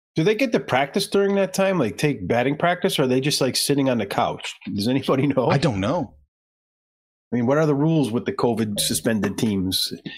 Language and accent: English; Chicago, Illinois, United States; I'm from Chicago